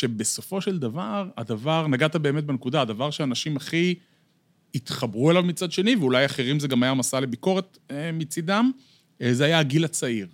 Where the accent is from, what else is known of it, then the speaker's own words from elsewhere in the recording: Bat Yam, Tel Aviv District, Israel; נולדתי בעיר, גדלתי בעיר, אני דור שלישי בבת ים